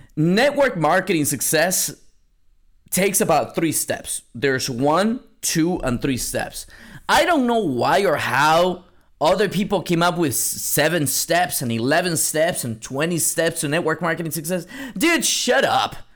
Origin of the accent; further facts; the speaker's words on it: San Antonio, Texas, United States; now in Seattle, United States; I'm from San Antonio, Texas. Now I live in Seattle, Washington